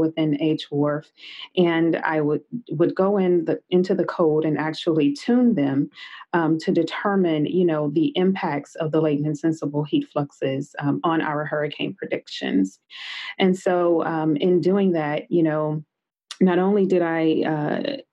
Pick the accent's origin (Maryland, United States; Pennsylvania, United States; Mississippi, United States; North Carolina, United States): Mississippi, United States; Meridian; I grew up in Meridian, Mississippi